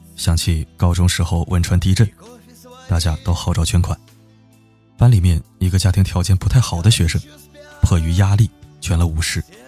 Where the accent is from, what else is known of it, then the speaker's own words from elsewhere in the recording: a small town in northern China, China; moved away; 我老家在北方的一个小镇子，人们算不上特别穷，但也绝对不富裕